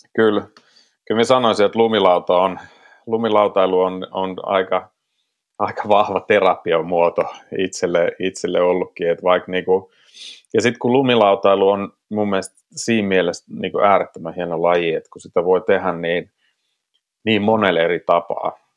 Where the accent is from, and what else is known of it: South Karelia, Finland; born or raised there